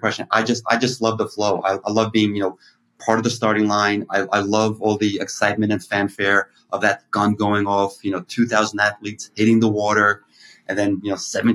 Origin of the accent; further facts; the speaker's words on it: New York City, New York, United States; I grew up in Brighton Beach